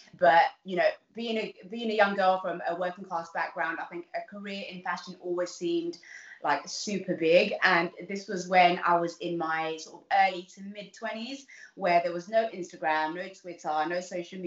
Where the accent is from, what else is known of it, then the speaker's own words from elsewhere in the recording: London, United Kingdom; also born or lived in Uganda; I grew up in Southeast London, in somewhere, a little place called East Dulwich